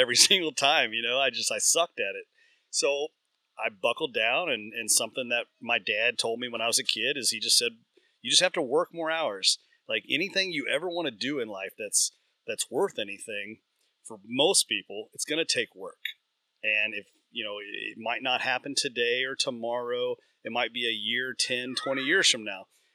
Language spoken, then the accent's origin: English; Central Kentucky, United States; I grew up in Central Kentucky